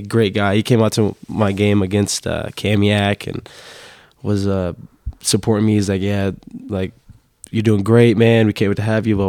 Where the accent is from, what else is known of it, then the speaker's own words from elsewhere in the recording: Lake Stevens, Washington, United States; moved away as an adult; also born or lived in Tallahassee, Florida; I'm from Seattle, Washington, north, place called Lake Stevens, Washington